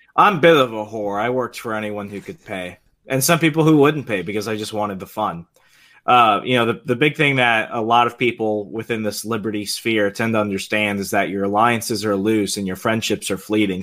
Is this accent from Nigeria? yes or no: no; Puerto Rico; now in Virginia, United States; we're Puerto Ricans